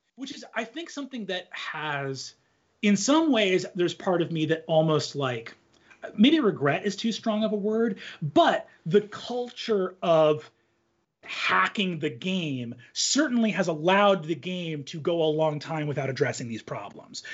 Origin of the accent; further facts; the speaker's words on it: United States; as an American living in the current time period